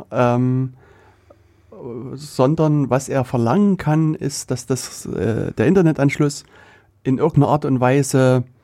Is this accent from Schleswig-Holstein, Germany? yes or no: no; Saxony, Germany; accent: Saxon; dass ich äh, kein Thüringer Dialekt habe, sondern